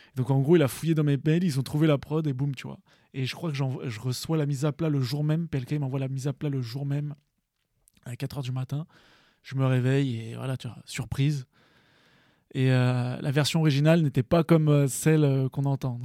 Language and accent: French; Drancy, Île-de-France, France; also born or lived in Val-de-Marne / Viry-Châtillon, Essonne; moi j'ai grandi en Ile-de-France, essentiellement quand j'étais très jeune, jusqu'à mes 6 ans, jusqu'à mes 6 ans dans le 9-4. Ok. Ensuite, euh, j'ai vite déménagé dans le 9-3, euh, Drancy 9-3-700